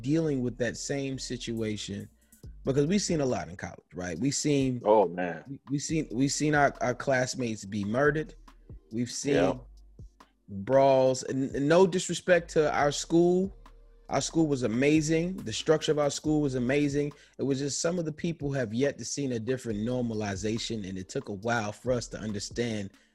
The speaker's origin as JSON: {"language": "English", "region": "New York", "country": "United States", "said": "I'm from New York. In New York, people don't talk to people"}